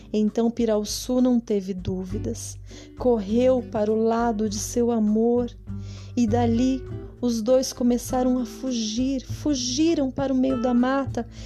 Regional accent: Brazil; nós somos brasileiros

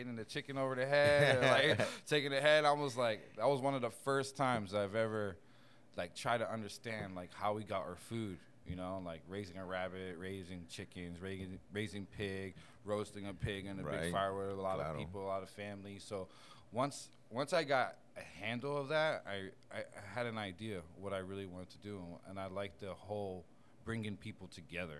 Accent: Bethlehem, Pennsylvania, United States; moved away; also born or lived in Puerto Rico; I'm from Bethlehem, Pennsylvania.

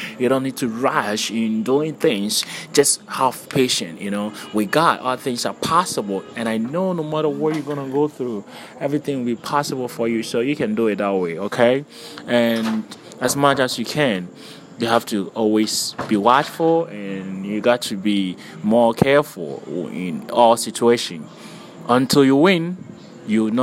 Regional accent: Ghana; I'm Ghanaian

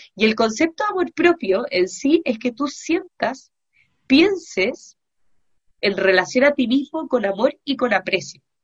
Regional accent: Chile; yo soy psicóloga y soy chilena también

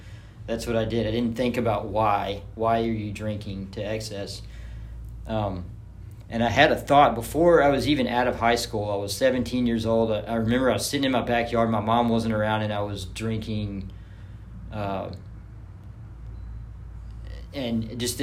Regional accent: Germantown, Tennessee, United States; I grew up in Germantown.

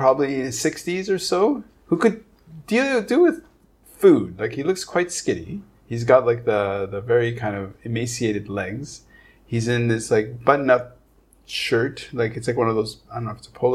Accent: Montreal, Quebec, Canada; moved away as an adult; now in Hong Kong; I grew up in Montreal, so I'm a Montrealer

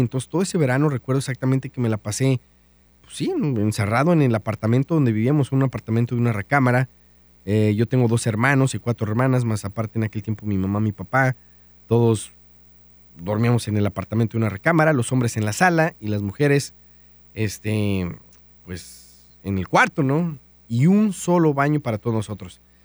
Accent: San Felipe, Guanajuato, Mexico; now in Dallas-Fort Worth, United States; soy mexicano, orgullosamente de Guanajuato, de un pueblito que se llama San Felipe Torres Mochas

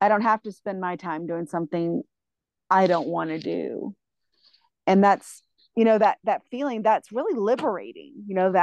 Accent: the South, United States; moved away; especially as a female growing up in the South

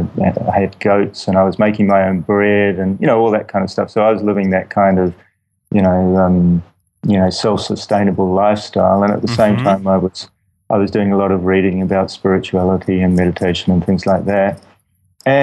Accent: Wellington, New Zealand; New Zealand, Wellington, New Zealand

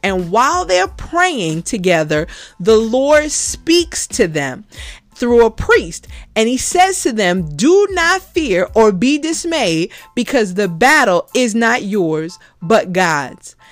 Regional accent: New York City, New York, United States; as a kid growing up in the Bronx

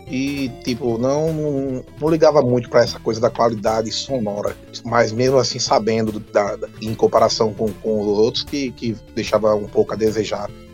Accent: Brazil

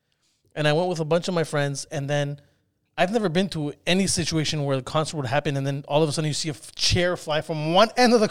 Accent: Iran; also born or lived in Spain; You have to understand, I grew up in Iran. When I was 2, I went to Spain. So I lived in Spain for 8 years.

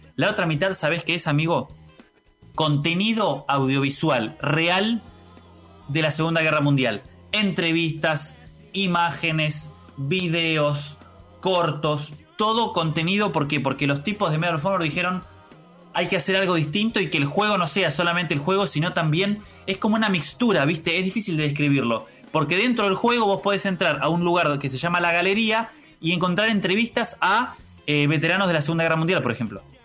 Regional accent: Argentina; soy argentino

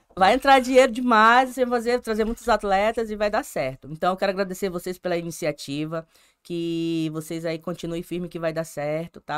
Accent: Manaus, Amazonas, Brazil; Eu sou amazonense mesmo, de pai, de mãe. Sou... É, todo mundo é manauara.

